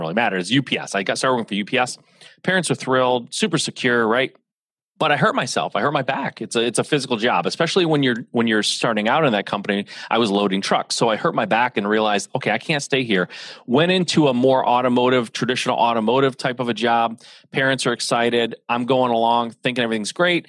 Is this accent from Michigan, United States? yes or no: yes; Michigan, United States; So I'm a Midwest guy, born and raised in Michigan. I am the son of an automotive family here in Michigan